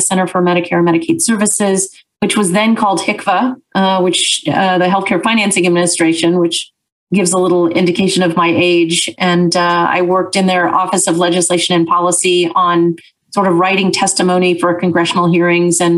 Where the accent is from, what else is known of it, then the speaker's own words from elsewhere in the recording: Wichita, Kansas, United States; I grew up in Wichita, Kansas.